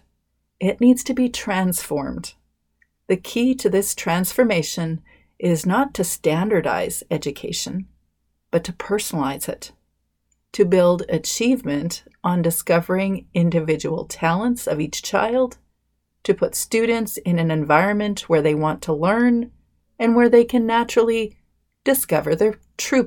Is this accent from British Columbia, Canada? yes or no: yes; British Columbia, Canada; I'm Canadian. I'm from beautiful British Columbia.